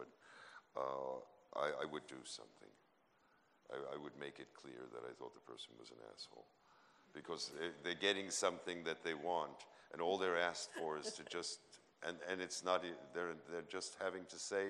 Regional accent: New York City, New York, United States; I was born into a culture in New York City

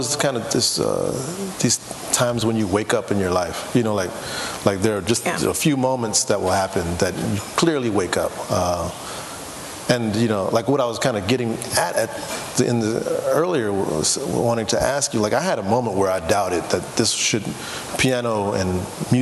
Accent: Houston, Texas, United States; I'm from Houston, Texas

